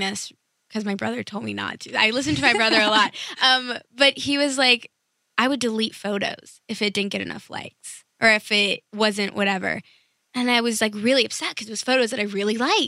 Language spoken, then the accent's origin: English; New York City, New York, United States; moved away as an adult; now in California, United States; I'm from New York City